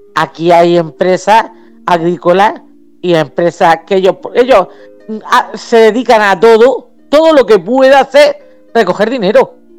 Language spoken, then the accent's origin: Spanish; Region of Murcia, Spain; Yo soy una, murciana